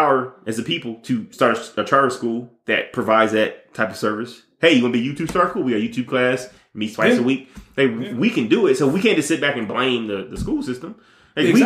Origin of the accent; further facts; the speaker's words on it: Detroit, Michigan, United States; I'm also from Detroit